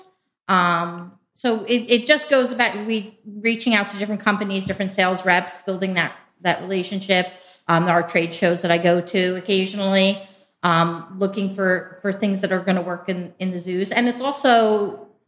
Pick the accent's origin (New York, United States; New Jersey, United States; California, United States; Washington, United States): New Jersey, United States; moved away as an adult; now in Ohio, United States; I'm originally from New Jersey.